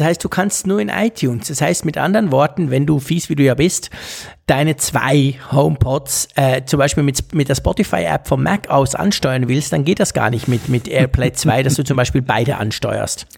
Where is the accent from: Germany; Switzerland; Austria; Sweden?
Switzerland; als Schweizer